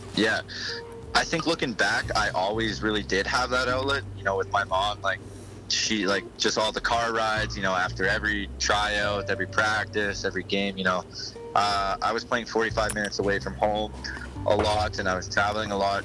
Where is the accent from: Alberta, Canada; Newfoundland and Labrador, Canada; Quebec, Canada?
Alberta, Canada; Olds; I went back to Olds, which is you know a small town where I grew up